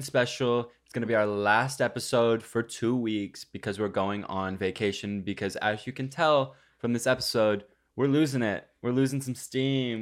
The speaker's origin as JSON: {"language": "English", "region": "Texas", "country": "United States", "tie": "born or raised there", "moved": "yes"}